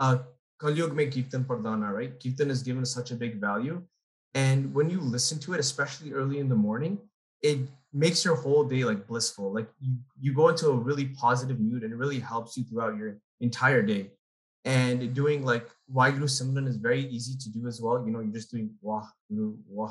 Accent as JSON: {"language": "English", "town": "Toronto", "region": "Ontario", "country": "Canada", "said": "I'm from Toronto"}